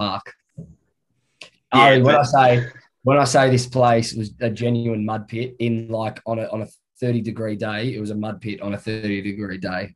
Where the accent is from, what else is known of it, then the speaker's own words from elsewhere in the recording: Werribee, Victoria, Australia; we're both from Werribee. We're both Werribee boys.